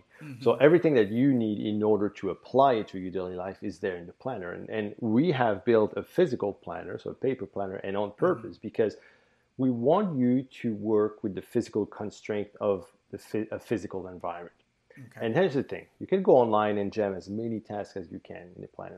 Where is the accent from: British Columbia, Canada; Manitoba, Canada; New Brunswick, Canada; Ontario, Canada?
New Brunswick, Canada; first language French; English is a second language; I'm in New Brunswick, Canada, right? So yes. I'm in the Maritimes. Yeah. You might notice my French is actually my first language.